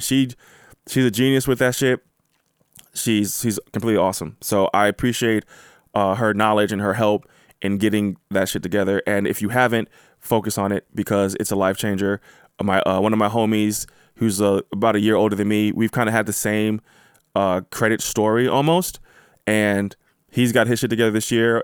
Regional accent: United States; I am from America. I was born in America.

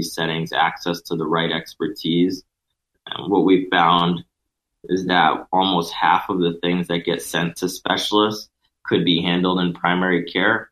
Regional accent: Connecticut, United States; I'm originally from Connecticut

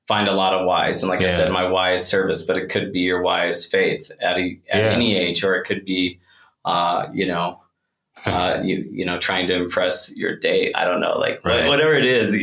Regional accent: Oklahoma, United States; moved away as an adult; I grew up in Oklahoma and that's like, you know, I left pretty much the day after high school

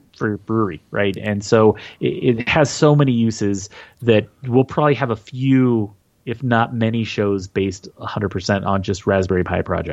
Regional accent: Utah, United States; I am from Utah

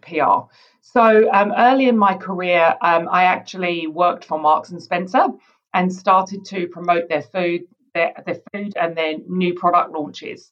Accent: United Kingdom; now in New Zealand; I grew up in the UK, as you can probably tell from my accent

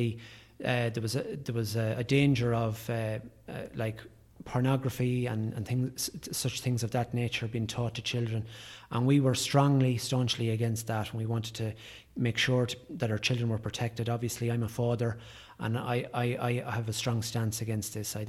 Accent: Drumshanbo, Leitrim, Ireland; I grew up in Drumshanbo

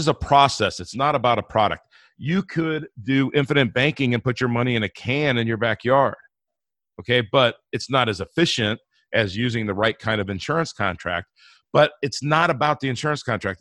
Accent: Inglewood, California, United States; moved away; also born or lived in Denver, Colorado; I grew up in Inglewood, California

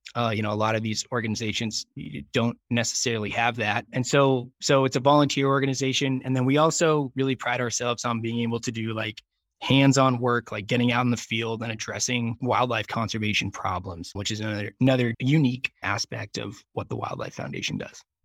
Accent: Dayton, Ohio, United States; moved away as an adult; now in Jackson, United States; I grew up in Southern Ohio in Dayton

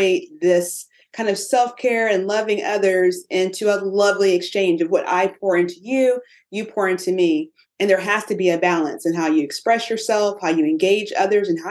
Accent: Austin, Texas, United States; I'm from Austin, Texas, where we keep it weird

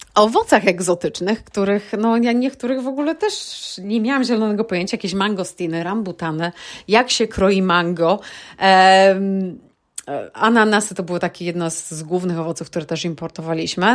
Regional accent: Poland; moved away as an adult; now in United Kingdom; Ja pochodzę z niewielkiej miejscowości w Polsce, z wioski, że tak powiem, i przepięknej, ale malutkiej

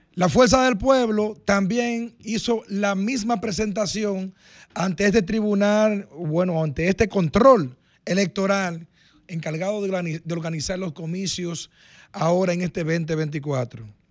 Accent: Dominican Republic; usted como dominicano y yo como dominicano

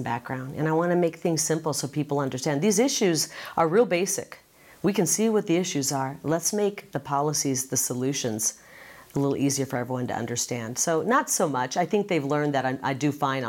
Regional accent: Midwest, United States; now in Arizona, United States; growing up in the Midwest in a big family

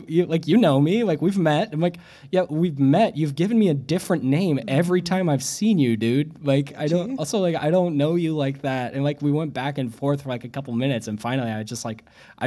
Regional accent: Springfield, Missouri, United States; also born or lived in Bloomington, Illinois; now in Providence, United States; I grew up in Springfield, Missouri

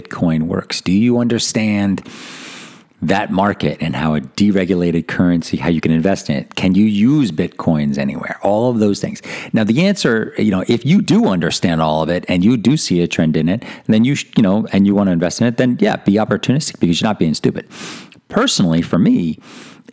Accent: East Coast, United States; I was raised Catholic on the East Coast, and I'm half Italian

